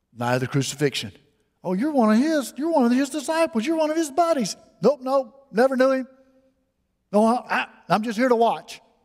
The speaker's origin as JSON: {"language": "English", "town": "Mobile", "region": "Alabama", "country": "United States", "tie": "born or raised there", "said": "I was raised here in Mobile"}